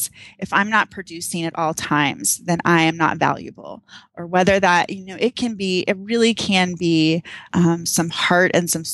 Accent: Texas, United States; now in Arizona, United States; I'm from Texas

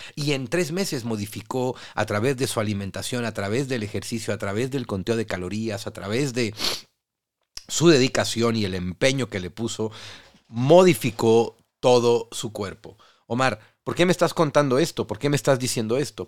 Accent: Mexico; nosotros los mexicanos

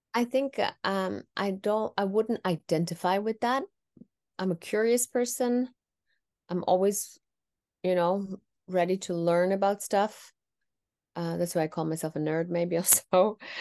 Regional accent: Netherlands; first language Tamil; I was born and raised in the Netherlands

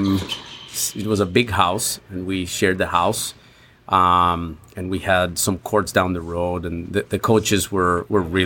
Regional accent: Mexico City, Mexico; moved away; I'm originally from Mexico City

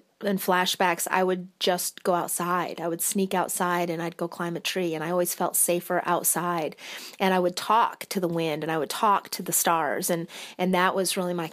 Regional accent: Michigan, United States; moved away as an adult; I'm originally from Michigan, joined the military at 18, and I've traveled around quite a bit

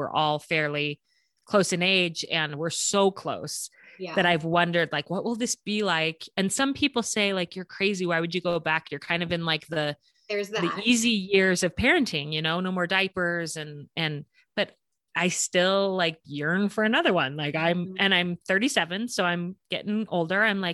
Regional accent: Colorado, United States; now in Hailey, United States; I grew up in Colorado, which is also a beautiful state.

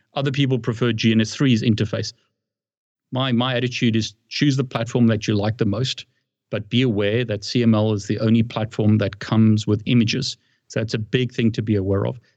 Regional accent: South Africa; moved away as an adult; now in United Kingdom; I live in the UK and I've lived in the UK for a long time, but I'm originally from South Africa

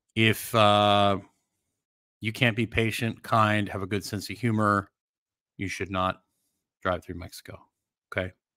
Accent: Canada; moved away; I grew up in Canada.

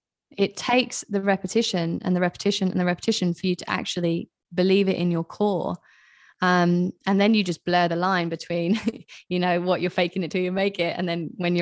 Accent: England, United Kingdom; moved away; I am British. I know my accent is all over the place because I haven't lived in England for a long time. People are always like, where the hell are you from? Anyway, but I am British

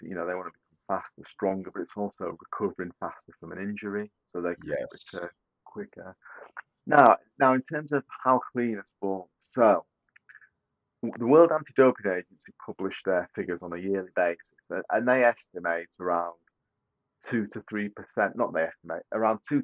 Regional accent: United Kingdom; Being a Brit

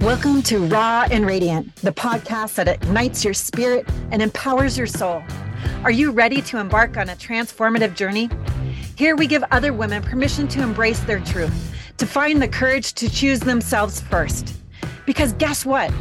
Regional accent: South Florida, Northern Idaho, United States; I was relocated from South Florida to Northern Idaho

